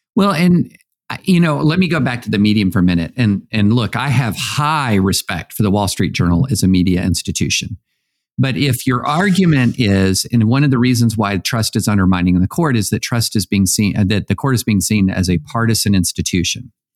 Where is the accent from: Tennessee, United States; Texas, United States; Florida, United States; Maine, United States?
Tennessee, United States; I'm from Tennessee